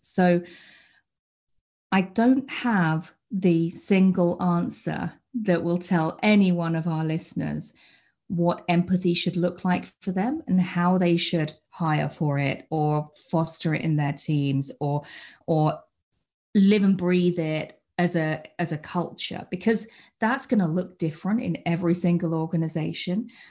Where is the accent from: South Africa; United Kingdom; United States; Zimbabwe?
United Kingdom; accent: British; you might be able to tell by the accent that I'm British. I, uh, I live over in the U K